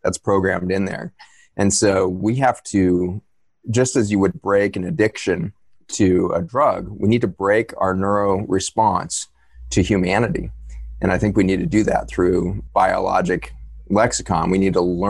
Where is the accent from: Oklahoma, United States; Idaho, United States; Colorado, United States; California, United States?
Colorado, United States; Boulder; Boulder, Colorado, where I was born.